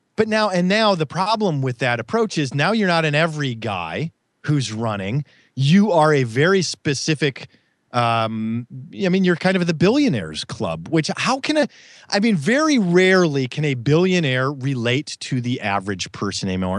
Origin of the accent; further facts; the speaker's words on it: Midwest, United States; I grew up in the Midwest